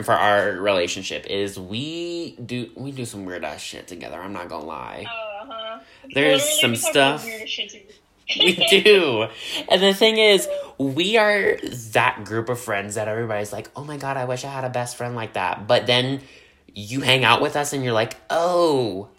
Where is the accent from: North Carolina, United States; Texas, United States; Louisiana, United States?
Louisiana, United States; I'm from down in the bayou from Louisiana